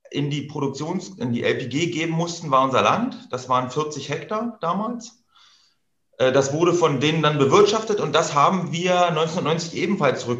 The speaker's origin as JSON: {"language": "German", "country": "Germany", "said": "ich bin ja ein Kind der DDR. Ich bin 79 geboren."}